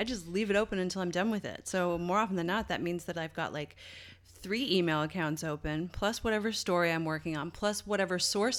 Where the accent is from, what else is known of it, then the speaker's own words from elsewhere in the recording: Canada; accent: Canadian; It's so funny to speak to like friends from home and fall into that sort of cadence. I can hear my Canadian accent come back a little bit.